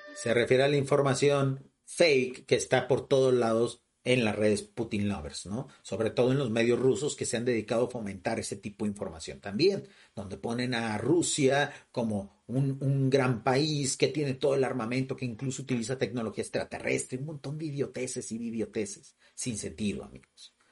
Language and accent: Spanish; Mexico; vivo en México, o sea, y en un lugar totalmente rural de México